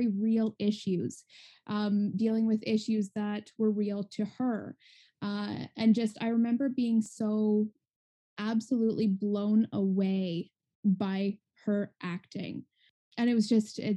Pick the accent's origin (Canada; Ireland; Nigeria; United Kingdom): Canada; Ontario; am from Ontario, Canada